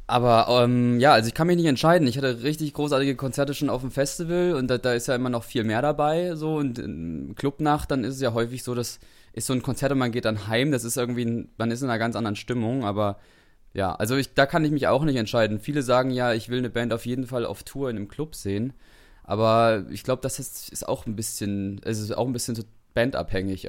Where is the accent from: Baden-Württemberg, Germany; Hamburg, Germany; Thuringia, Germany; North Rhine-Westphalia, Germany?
Thuringia, Germany; Suhl; moved away as an adult; also born or lived in Dresden; wir kommen ja beide aus Suhl